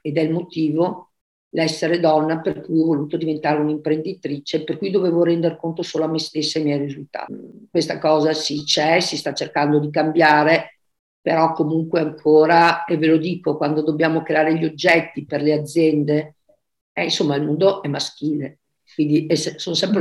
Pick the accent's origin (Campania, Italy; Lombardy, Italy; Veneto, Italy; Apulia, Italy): Veneto, Italy; Verona; moved away as an adult; now in Caldogno, Italy; vivo, vivo a Caldogno, adesso da sposata, ma sono di Verona